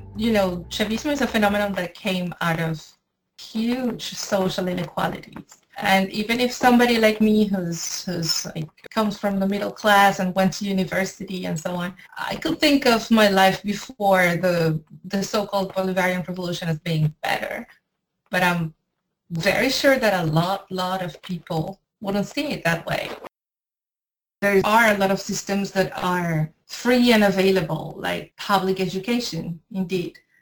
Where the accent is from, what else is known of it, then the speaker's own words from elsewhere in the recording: Caracas, Capital District, Venezuela; moved away as an adult; now in France; I am from Venezuela and I live in France.